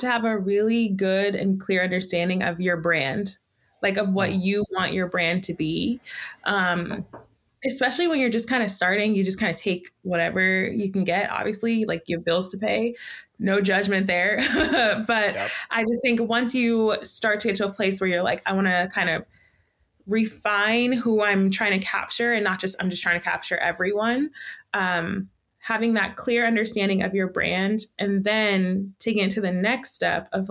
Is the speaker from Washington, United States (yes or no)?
no; Baltimore, Maryland, United States; moved away as an adult; also born or lived in New Jersey / New York; now in Central Coast, California, United States; I'm from Baltimore. Like I grew up in a city